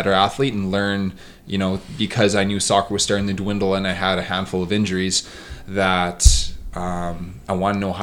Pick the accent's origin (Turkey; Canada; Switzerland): Canada; Edmonton, Alberta; also born or lived in Vernon, BC; my hometown is Edmonton